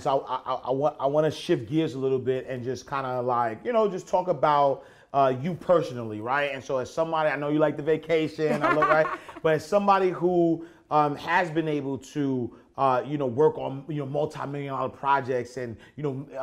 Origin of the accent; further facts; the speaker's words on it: Haiti; I'm from Haiti